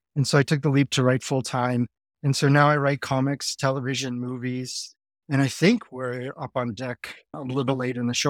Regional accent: Ohio, United States; I grew up in the eighties in Ohio

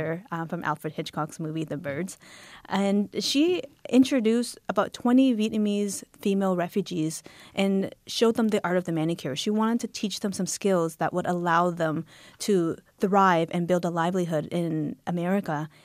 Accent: Halifax, Nova Scotia, Canada; now in Toronto, Canada; I was born in Canada

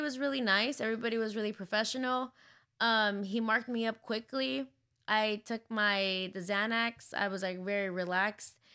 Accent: San Diego, California, United States; moved away; I grew up in San Diego, so I'm really familiar with, like, the border

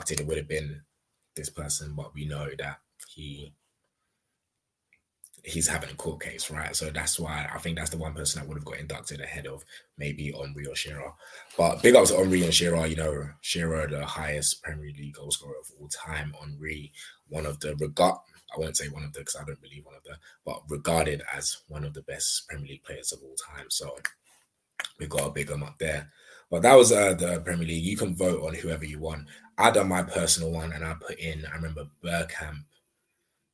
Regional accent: Nigeria; as a Nigerian

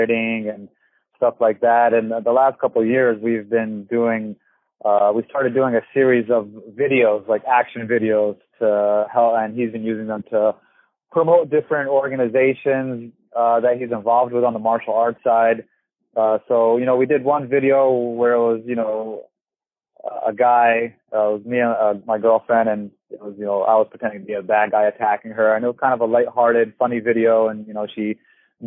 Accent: New Jersey, United States; moved away as an adult; now in Florida, United States; I'm the son of Egyptian immigrants. I grew up in New Jersey in the United States. And moved down to Florida about the time I was 29 going on 30.

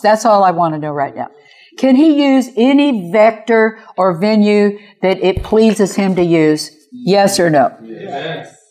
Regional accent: Kansas City, Missouri, United States; I'm from Kansas City, by the way, Kansas City, Missouri.

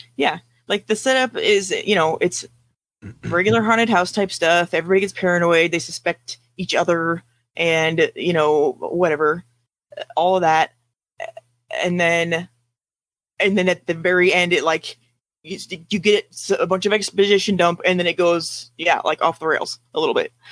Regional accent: United States; we're American

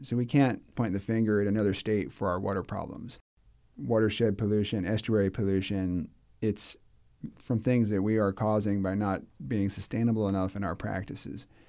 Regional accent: Clearwater, Florida, United States; I grew up in Clearwater

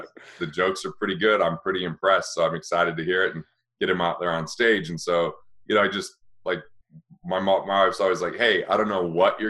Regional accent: Utah, United States; I grew up in Utah, and you just didn't, you know, I didn't really have any Asian friends, you know, in a small rural town.

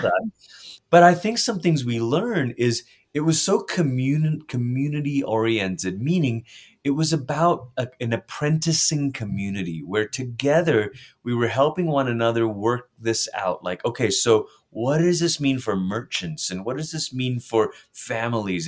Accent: Malaysia; moved away; I grew up in Malaysia

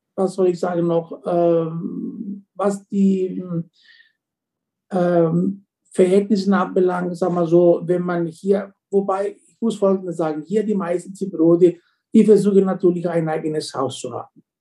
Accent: Paphos, Paphos District, Cyprus; German is a second language; moved away as an adult; also born or lived in Leipzig, Germany; Ich bin in der Stadt Paphos geboren. Ich habe hier meine Schule äh, besucht, dann mein Abitur

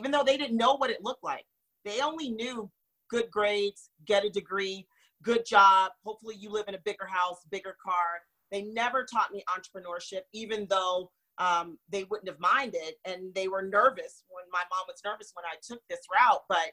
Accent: right outside of Jacksonville, Florida, United States; also born or lived in Winston-Salem, North Carolina; I grew up right outside of Jacksonville when I was 6 years old.

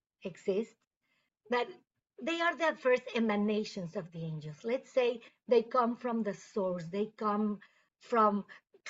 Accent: Mexico City, Mexico; now in Mission, United States; I am from Mexico City and I live in Mission, Texas in the United States.

